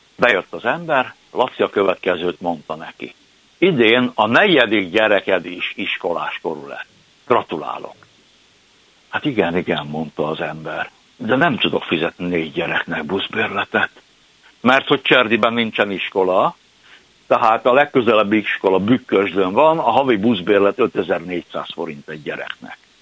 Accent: Budapest, Hungary; én aszfalton termett gyermek vagyok, én a belvárosba születtem, úgy értem, hogy beleszülettem az ötödik kerületbe

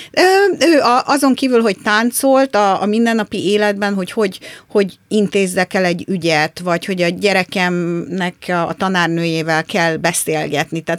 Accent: Brazil; born there; Én Brazíliába születtem

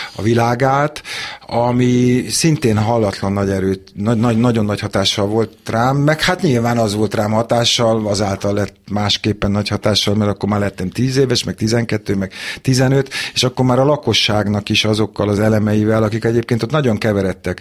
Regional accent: Budapest, Hungary; ott születtem az ülőjúton, az István kórházban születtem, és az ülőjúton laktunk

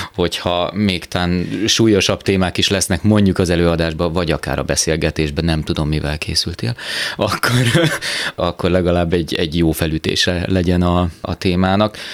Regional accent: Szolnok, Jász-Nagykun-Szolnok, Hungary; also born or lived in Szentes / Taszár / Budapest; Én Szolnokon töltöttem el 18 évet a, az életemből

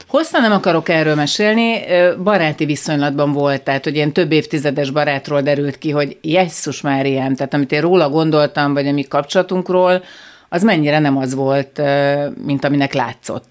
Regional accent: Budapest, Hungary; Én, én Újpesten nőttem föl, a tíz emeletes lakótelepi ház nyolcadik emeletén

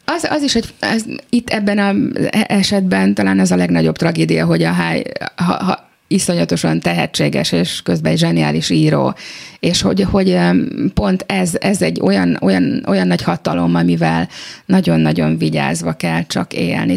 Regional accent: Budapest, Hungary; a saját szülővárosomban

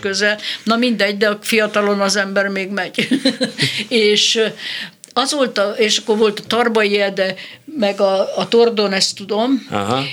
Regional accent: Nagykanizsa, Zala, Hungary; moved away; also born or lived in Tab; Nagykanizsán születtem, de Tabon voltam gimnazista, meg ott, ott voltam ö, kamasz

